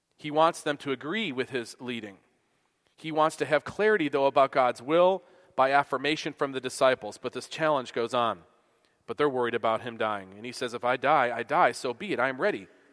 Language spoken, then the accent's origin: English; Buffalo, New York, United States; moved away as an adult; now in Kansas, United States; I'm from Buffalo. We don't have air conditioning there